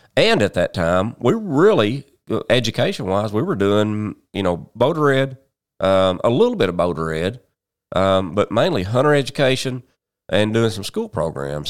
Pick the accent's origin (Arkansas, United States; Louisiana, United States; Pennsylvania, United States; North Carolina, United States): Arkansas, United States; Paragould; also born or lived in Memphis; I'm from Paragould, been here all my, well, almost all my life.